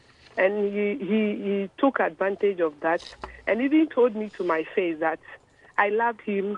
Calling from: Koforidua, Eastern Region, Ghana; I'm calling from Koforidua.

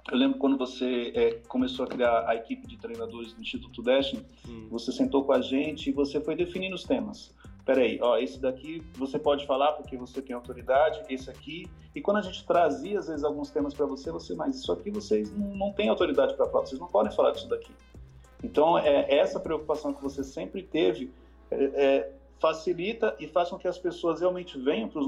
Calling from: Mozambique; Eu falo de Moçambique.

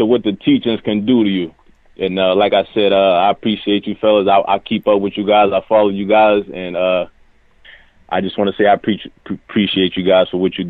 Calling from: Erie, Pennsylvania, United States; I'm from Erie, Pennsylvania.

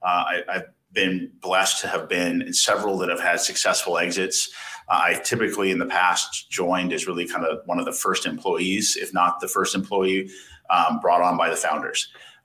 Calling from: Austin, Texas, United States; We're calling it from Austin, Texas.

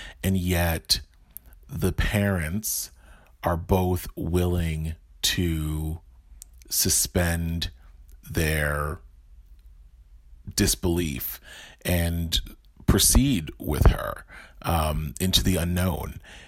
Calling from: New Jersey, United States; I'm calling in from New Jersey

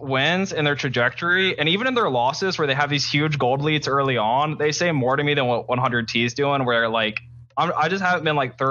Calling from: North Carolina, United States; Oh, I'm calling from North Carolina. I live at the beach in this cool little university town.

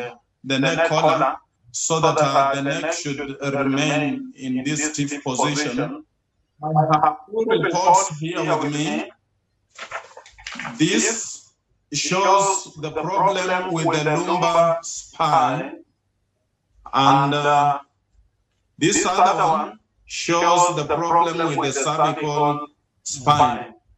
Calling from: Kenya; I'm calling from Kenya, East Africa.

